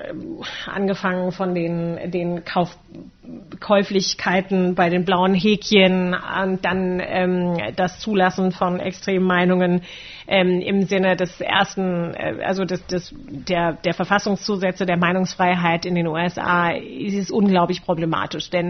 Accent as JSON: {"language": "German", "country": "Germany", "tie": "born or raised there", "said": "ich bin äh, in einer Generation aufgewachsen hier in Deutschland"}